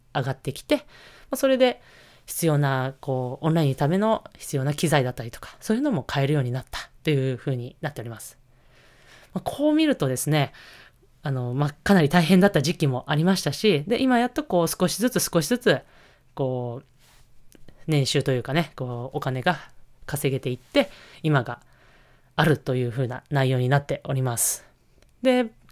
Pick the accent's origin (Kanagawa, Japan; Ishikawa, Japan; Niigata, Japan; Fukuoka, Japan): Niigata, Japan; moved away; 私、新潟出身